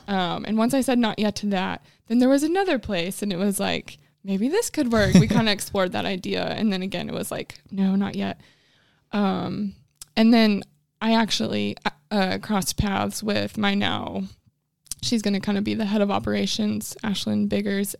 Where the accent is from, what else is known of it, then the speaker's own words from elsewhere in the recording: Illinois, United States; moved away as an adult; now in Huntsville, United States; I am originally from Illinois